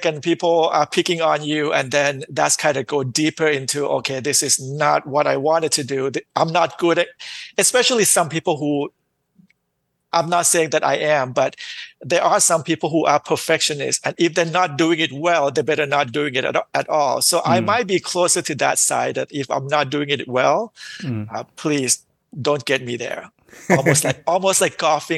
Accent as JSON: {"language": "English", "region": "Bangkok", "country": "Thailand", "tie": "born or raised there", "also_born_or_lived": "Dallas, Texas", "accent": "Thai", "second_language": "English", "moved": "as an adult", "lives_now": "United States", "said": "We grew up in Bangkok"}